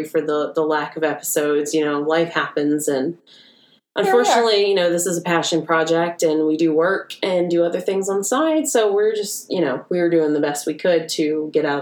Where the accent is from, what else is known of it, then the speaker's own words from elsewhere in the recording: United States; being American